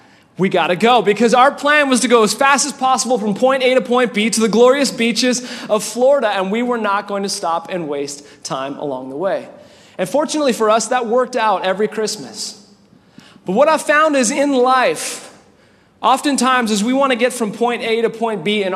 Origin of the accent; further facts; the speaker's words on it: Winnipeg, Manitoba, Canada; also born or lived in California; now in Indiana, United States; I grew up in Winnipeg, Canada, and my family, a family of six as well